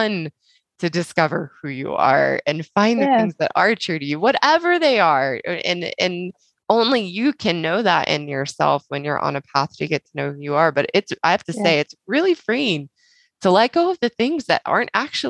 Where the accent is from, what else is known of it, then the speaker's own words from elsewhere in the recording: the South, United States; I grew up in the South, and very much, you know, it's coined the Bible Belt